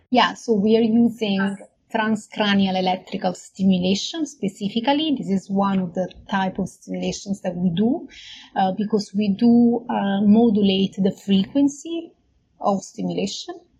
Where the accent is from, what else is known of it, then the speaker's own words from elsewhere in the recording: Naples, Campania, Italy; moved away as an adult; also born or lived in Munich, Germany; now in Brisbane, Australia; I studied uh, medical biotechnology at the University of Naples uh, in, uh, in Italy, which is my hometown.